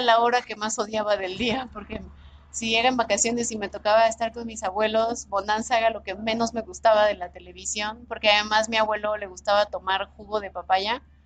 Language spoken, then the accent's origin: Spanish; Mexico City, Mexico; Sí, sí, soy, soy de aquí de México, nací aquí en la ciudad